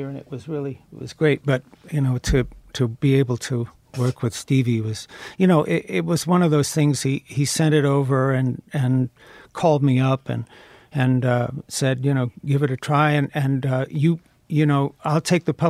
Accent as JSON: {"language": "English", "region": "the South", "country": "United States", "tie": "born or raised there", "said": "I was raised in the South"}